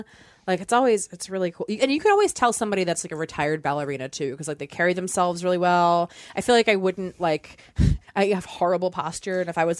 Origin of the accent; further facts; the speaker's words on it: United States; as an American